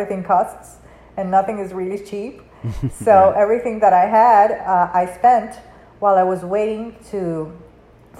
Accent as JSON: {"language": "English", "country": "Panama", "tie": "born or raised there", "first_language": "Spanish", "second_language": "English", "moved": "yes", "said": "it's not my first language, it's my third, because I was born and raised in Panama, so I speak Spanish"}